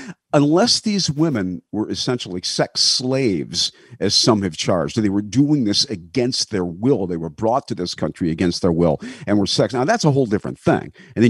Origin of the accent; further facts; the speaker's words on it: Detroit, Michigan, United States; also born or lived in Grosse Pointe, Michigan; now in Florida, United States; up there in my hometown of Detroit, here in Florida